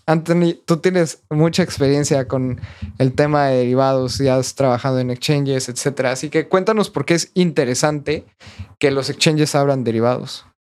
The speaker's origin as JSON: {"language": "Spanish", "country": "Mexico", "said": "yo también todavía estoy un poco escéptico como mexicano"}